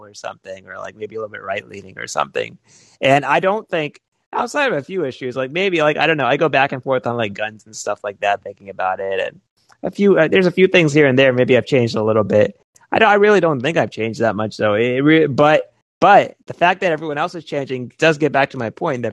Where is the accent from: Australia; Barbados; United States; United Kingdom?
United States; Georgia; I grew up in the Deep South in Georgia